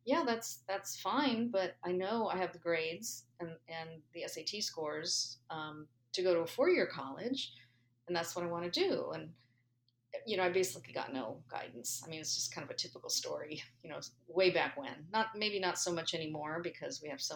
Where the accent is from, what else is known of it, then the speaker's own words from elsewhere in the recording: San Gabriel Valley, Los Angeles area, California, United States; I grew up in the Los Angeles area, specifically the San Gabriel Valley